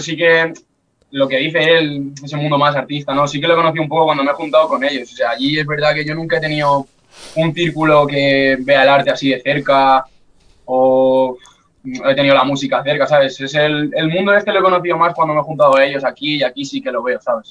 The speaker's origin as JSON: {"language": "Spanish", "town": "Alcalá de Henares", "region": "Community of Madrid", "country": "Spain", "said": "tengo 18 años y soy de Alcalá de Henares"}